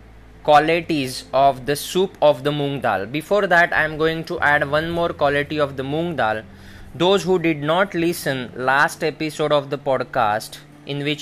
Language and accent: English; India; In Hindi, in India, we in a local language is called moong dal.